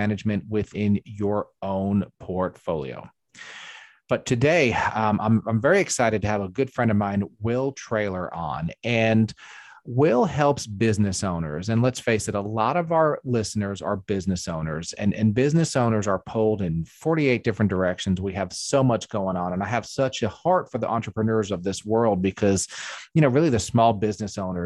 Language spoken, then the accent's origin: English; New York, United States; also born or lived in Catskills, New York; now in South Carolina, United States; I grew up in New York, and then I lived in the Catskills